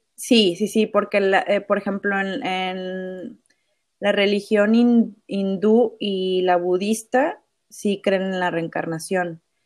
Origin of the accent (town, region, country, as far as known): Ciudad Mante, Tamaulipas, Mexico; born or raised there